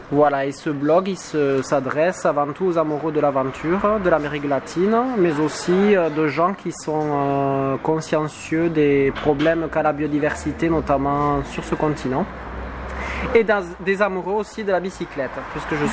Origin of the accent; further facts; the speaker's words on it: southwest France, France; accent: southwest French; L'accent du sud-ouest me colle à la peau.